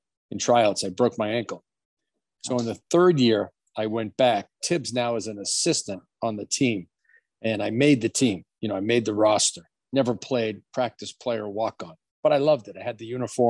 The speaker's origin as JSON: {"language": "English", "town": "Boston", "region": "Massachusetts", "country": "United States", "tie": "born or raised there", "said": "I grew up in Boston in the inner city called East Boston."}